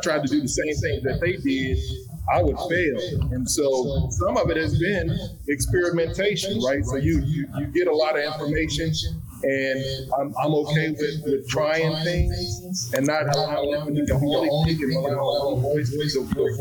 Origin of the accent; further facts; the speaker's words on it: Chicago, Illinois, United States; now in Texas, United States; I'm originally from Chicago